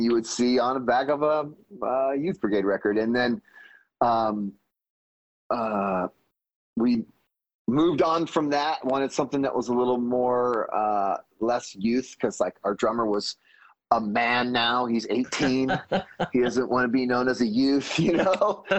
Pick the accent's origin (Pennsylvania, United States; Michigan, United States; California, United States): California, United States; Fresno; we are from Fresno